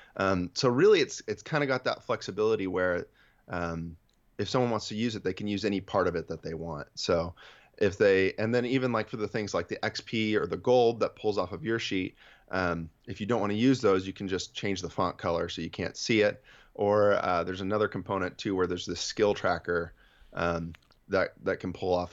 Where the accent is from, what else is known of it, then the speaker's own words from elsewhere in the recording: Central Valley of California, United States; I'm from the Central Valley of California.